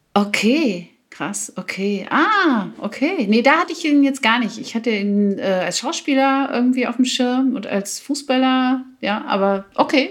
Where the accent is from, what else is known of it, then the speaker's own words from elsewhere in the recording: East Germany, Germany; Ich komme ja aus dem Osten